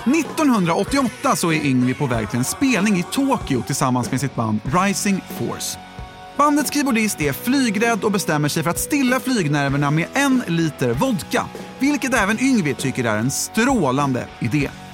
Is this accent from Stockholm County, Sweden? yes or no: yes; Vallentuna, Stockholm County, Sweden; now in Los Angeles, United States; när jag växte upp här